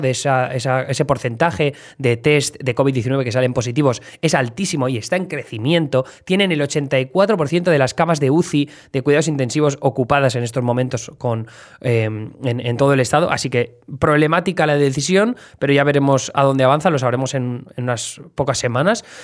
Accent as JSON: {"language": "Spanish", "town": "Alcoy", "region": "Valencian Community", "country": "Spain", "moved": "as an adult", "lives_now": "New York, United States", "said": "de Alcoy Alicante"}